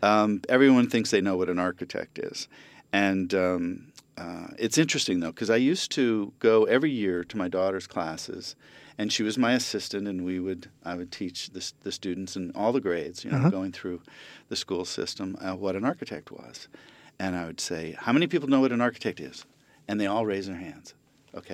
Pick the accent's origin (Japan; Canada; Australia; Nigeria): Japan; born there; I was born in Japan, and then we moved a lot in my life. And then I was in Japan for my junior high school years again.